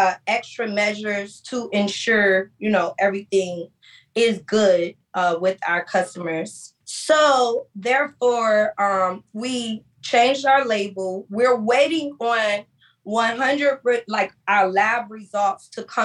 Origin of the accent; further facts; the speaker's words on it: Miami, Florida, United States; I'm from Miami.